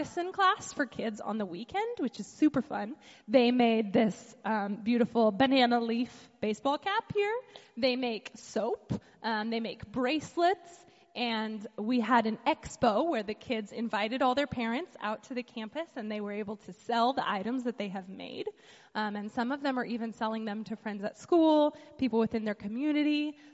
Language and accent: English; United States; moved away as an adult; now in Haiti; growing up in the United States, you know, my parents taught me about how to budget